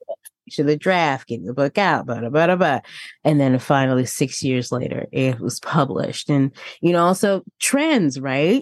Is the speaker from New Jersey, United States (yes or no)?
yes; New Jersey, United States; moved away; also born or lived in Tennessee; my home state